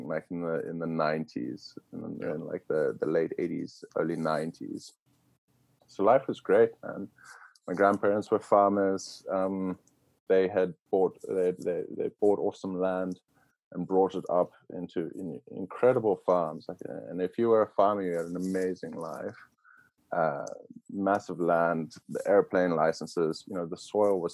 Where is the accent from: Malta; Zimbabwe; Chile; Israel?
Zimbabwe; moved away as an adult; now in United States; we were lucky to grow up in Zimbabwe